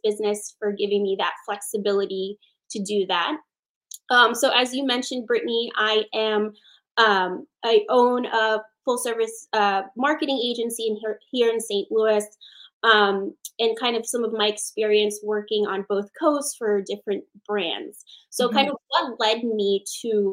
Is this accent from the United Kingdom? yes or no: no; Philippines; moved away; I am Filipina, born in the Philippines.